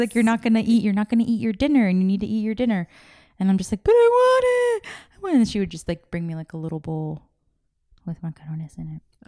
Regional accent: California, United States; I was born here in California

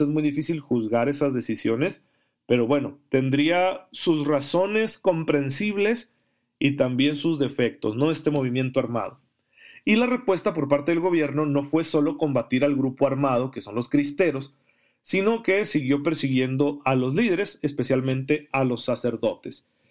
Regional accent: Mexico; somos católicos mexicanos

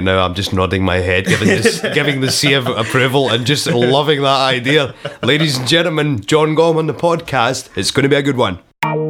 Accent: Airdrie, Scotland, United Kingdom; I'm actually from Airdrie.

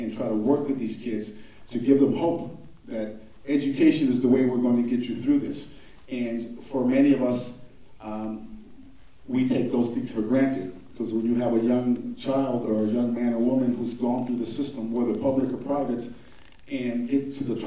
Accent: Milwaukee, Wisconsin, United States; native of Milwaukee.

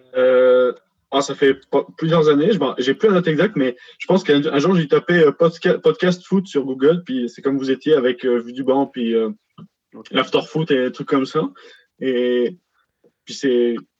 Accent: border between Rhône and Loire, Auvergne-Rhône-Alpes, France; je suis à la frontière entre le Rhône et la Loire

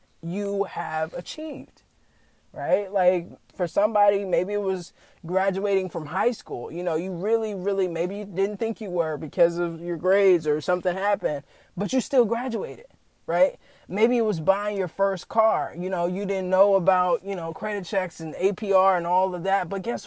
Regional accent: the South, United States; I was raised in the South

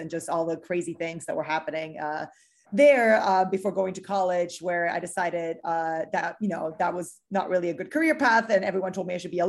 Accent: Miami, Florida, United States; also born or lived in Chile / Mexico City, Mexico / Germany; I'm originally uh, from Miami. Uh, I was born in South America in, in Chile, but uh, my parents from Uruguay, and I grew up all over the place in Mexico City and in Germany before moving to Miami.

